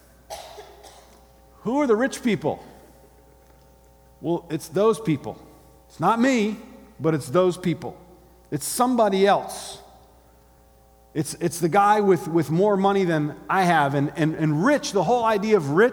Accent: Gainesville, Florida, United States; born or raised there

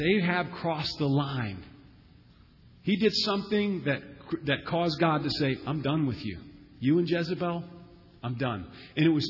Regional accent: United States; us Americans

